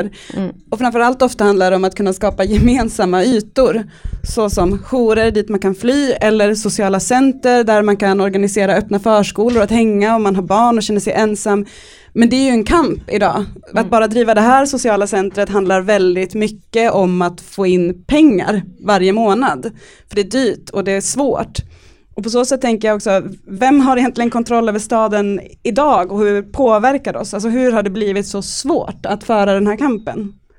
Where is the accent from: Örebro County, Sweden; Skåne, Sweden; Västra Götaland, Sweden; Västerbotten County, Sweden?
Västerbotten County, Sweden; Umeå; Jag växte upp i Umeå, när jag var liten så härjade Hagamannen där